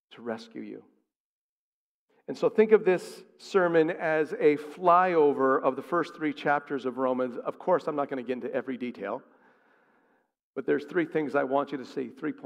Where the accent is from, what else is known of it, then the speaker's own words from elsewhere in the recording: outside of Hartford, Connecticut, United States; I grew up in Connecticut. I grew up outside of Hartford